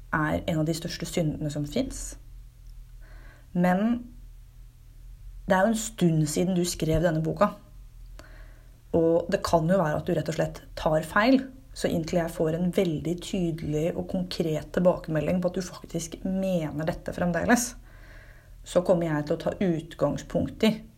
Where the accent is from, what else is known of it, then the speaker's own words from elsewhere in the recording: Fredrikstad, Østfold, Norway; Fredrikstad, der jeg kommer fra